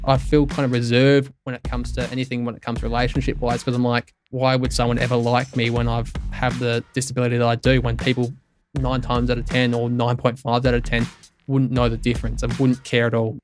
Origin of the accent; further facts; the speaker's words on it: Tintinara, South Australia, Australia; growing up in Tintin Arrow, which has probably population of maybe three hundred if at best